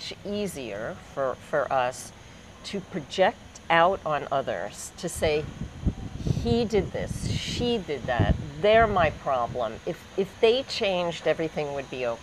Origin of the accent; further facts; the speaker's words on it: United States; moved away; I come from the States